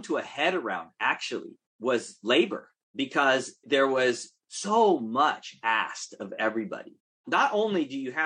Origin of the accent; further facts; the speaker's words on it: Oakland, California, United States; if we're from Oakland